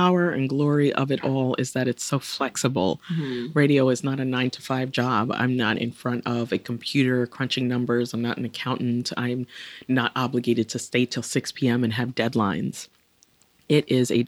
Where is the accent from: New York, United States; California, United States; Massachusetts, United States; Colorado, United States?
New York, United States; New York City; as a New Yorker, talking to a New Yorker from the borough I was born in, Brooklyn